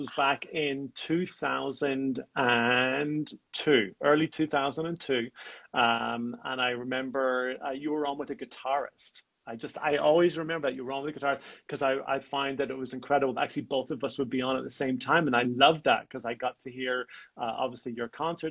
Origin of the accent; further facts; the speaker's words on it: Antrim, Northern Ireland, United Kingdom; now in Las Vegas, United States; I am Irish born. I come from a small town called Antrim, just outside of Belfast.